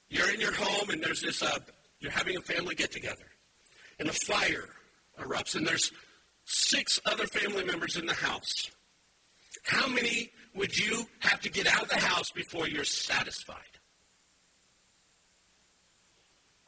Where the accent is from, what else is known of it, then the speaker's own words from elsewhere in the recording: United States; I like being American. I like this land.